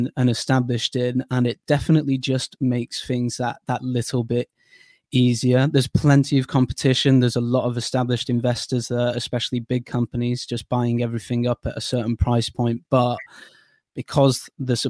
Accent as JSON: {"language": "English", "area": "the Northwest", "region": "North West England", "country": "United Kingdom", "also_born_or_lived": "Durham / Bournemouth", "moved": "as an adult", "said": "I'm from the Northwest"}